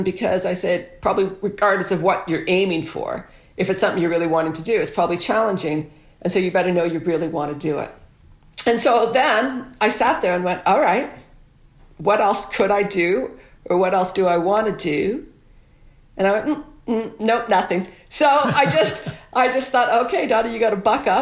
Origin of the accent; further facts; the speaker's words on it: Guelph, Ontario, Canada; moved away as an adult; I came all the way home to Guelph, my hometown